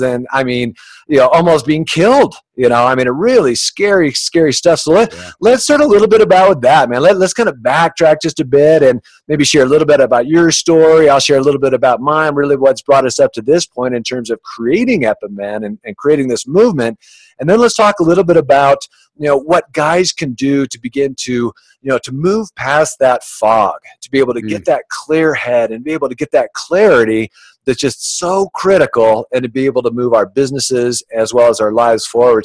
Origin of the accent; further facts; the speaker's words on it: Orange County, California, United States; also born or lived in Boulder, Colorado; growing up in Orange County, California, where it's just so materialistic.